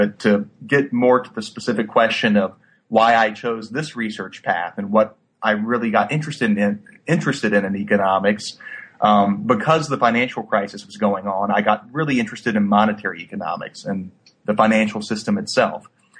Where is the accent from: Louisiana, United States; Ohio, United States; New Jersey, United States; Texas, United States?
Louisiana, United States; Baton Rouge; But I grew up in Baton Rouge, went to school at Louisiana State University here in town.